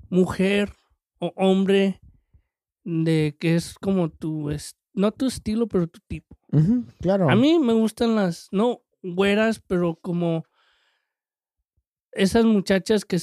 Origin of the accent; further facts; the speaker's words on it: Mexico; unas mexicanas, por supuesto, soy mexicano